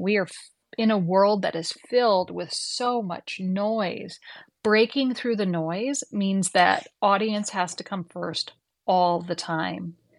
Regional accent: Midwest, United States; I grew up in the Midwest

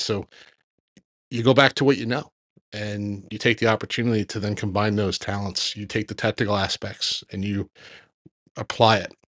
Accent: Long Island, New York, United States; moved away as an adult; now in New Jersey, United States; where I grew up in Long Island.

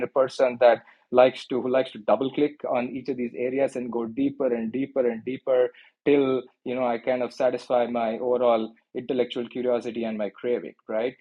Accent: Mangalore, Karnataka, India; moved away as an adult; now in Silicon Valley, United States; I was born and raised in a small town, a coastal beach town called Mangalore, which is around 200 miles south of Bangalore

